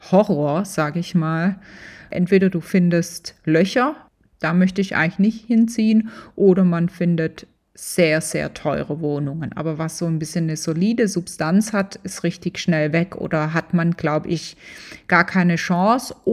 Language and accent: German; Tübingen, Baden-Württemberg, Germany; das als Schwäbin in Tübingen groß geworden, aus einer Handwerkerfamilie, das war schon gewöhnungsbedürftig.